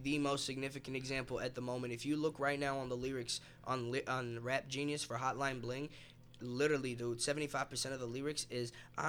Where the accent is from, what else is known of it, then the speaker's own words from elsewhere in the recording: Louisville, Kentucky, United States; also born or lived in Egypt; But raised here in Louisville, Kentucky.